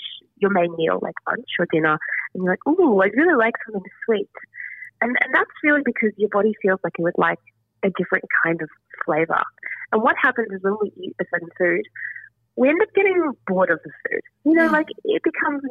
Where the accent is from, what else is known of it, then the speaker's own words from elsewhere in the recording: South Africa; I'm also South African